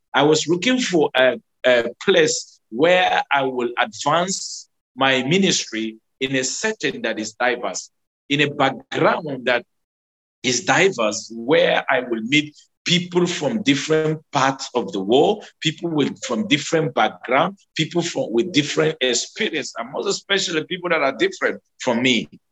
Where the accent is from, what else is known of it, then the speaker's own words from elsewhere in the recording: Nigeria; one of the church that I grew up in, that is the United Methodist Church in Ukai